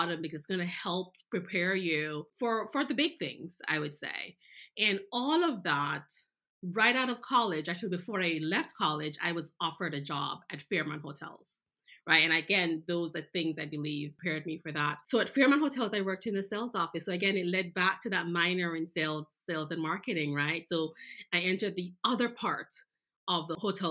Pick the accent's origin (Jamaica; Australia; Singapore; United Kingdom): Jamaica; moved away; I was born in Jamaica. I knew Jamaica, but I learned so much more